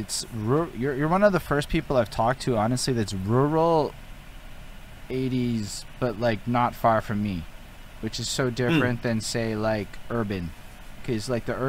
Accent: Montreal, Quebec, Canada; growing up in Montreal.

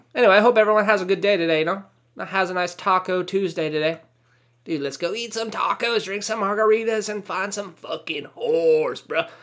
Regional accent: California, United States; I grew up in Mexico. I mean, California

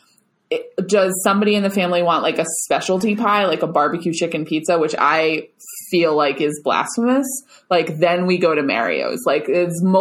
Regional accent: Long Island, New York, United States; we're from Long Island

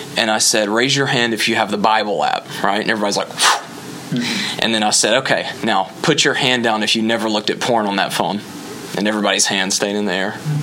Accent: Alabama, United States; now in Orlando, United States; I am originally from Alabama, uh, but I am in Orlando now

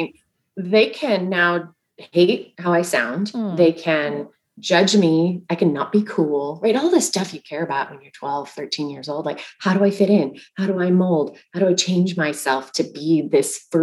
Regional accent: Bakersfield, California, United States; when I was a little girl, I grew up in Bakersfield, California

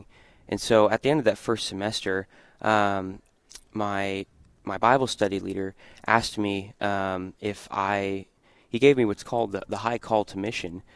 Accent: Atlanta, Georgia, United States; I'm a native to Atlanta, Georgia

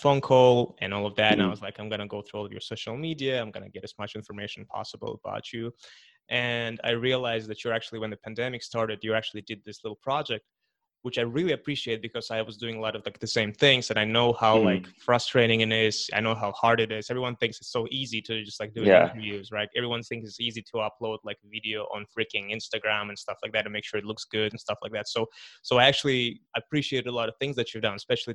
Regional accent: Kazakhstan; moved away; I am from Kazakhstan

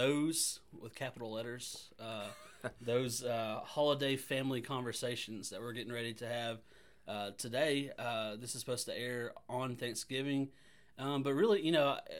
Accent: Arab, Alabama, United States; I'm from Arab, Alabama.

